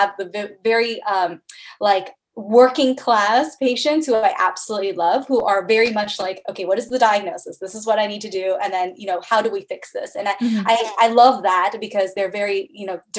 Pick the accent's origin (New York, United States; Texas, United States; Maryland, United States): Maryland, United States; Bethesda; moved away; also born or lived in Cleveland, Ohio / Columbus, Ohio; I'm originally from the Bethesda, Maryland area